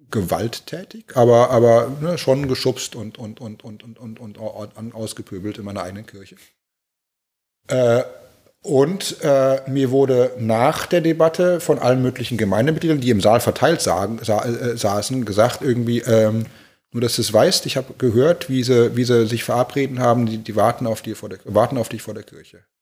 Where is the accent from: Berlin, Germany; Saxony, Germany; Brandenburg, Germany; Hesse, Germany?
Berlin, Germany; moved away; ich vermisse meine, meine Heimatstadt, gerade Berlin, äh, äh, täglich, aber äh, ich könnte da nie arbeiten.